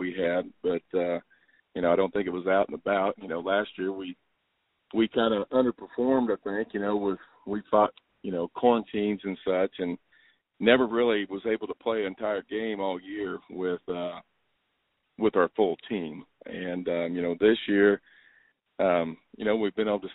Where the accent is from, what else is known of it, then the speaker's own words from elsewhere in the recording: Worth County, Missouri, United States; also born or lived in Trenton, Missouri; I actually grew up in Worth County, and this is home to me.